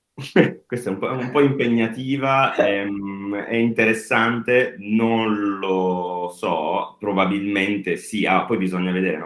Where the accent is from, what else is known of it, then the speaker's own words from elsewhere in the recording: Apulia, Italy; Noi che siamo pugliesi